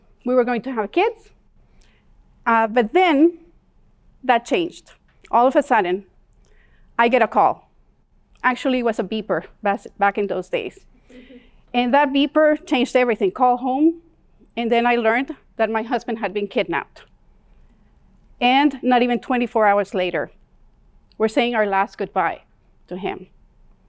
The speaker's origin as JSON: {"language": "English", "town": "Tegucigalpa", "region": "Francisco Morazán", "country": "Honduras", "tie": "born or raised there", "second_language": "English", "moved": "as an adult", "lives_now": "Calgary, Canada", "said": "I grew up in Tegucigalpa, Honduras"}